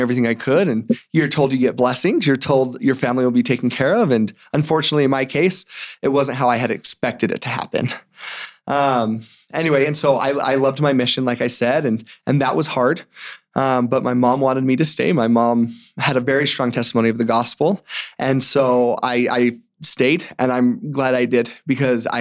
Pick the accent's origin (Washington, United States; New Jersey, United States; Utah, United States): Utah, United States; Morgan; I'm from Morgan. And so growing up, I grew up in a small town, moved there when I was about five.